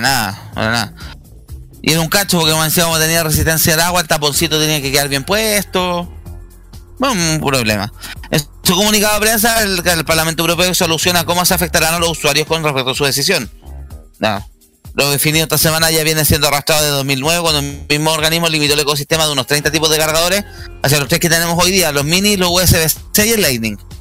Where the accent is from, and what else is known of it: Chile